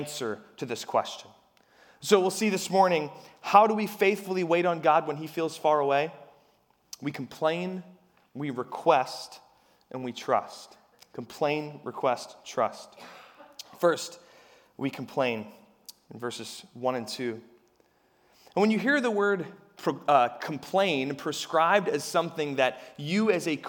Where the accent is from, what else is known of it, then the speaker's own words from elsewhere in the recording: Harrisburg, Pennsylvania, United States; I'm from Harrisburg